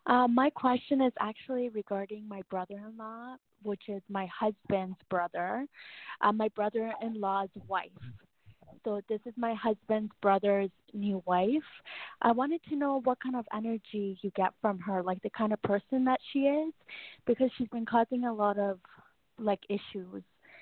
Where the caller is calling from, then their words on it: Canada; I'm calling from Canada.